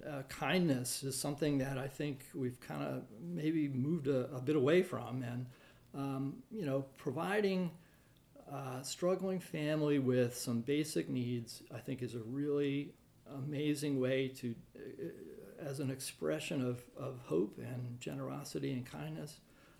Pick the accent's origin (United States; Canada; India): United States; Maryland; also born or lived in Massachusetts / New Hampshire; I grew up on the East Coast. We moved around quite a bit, mostly in Maryland.